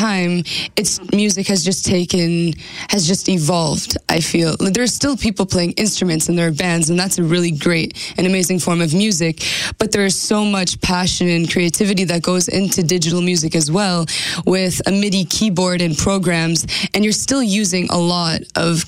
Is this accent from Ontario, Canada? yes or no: no; Carman, Manitoba, Canada; I'm from Carman, Manitoba